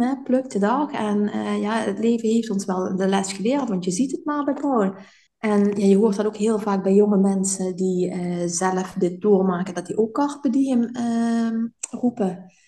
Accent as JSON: {"language": "Dutch", "town": "Sittard", "region": "Limburg", "country": "Netherlands", "moved": "as an adult", "lives_now": "Belgium", "said": "dat ik überhaupt uit zitterd weg zou gaan"}